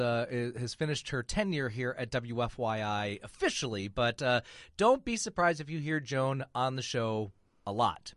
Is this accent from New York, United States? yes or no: no; Michigan, United States; now in Indianapolis, United States; I am from Michigan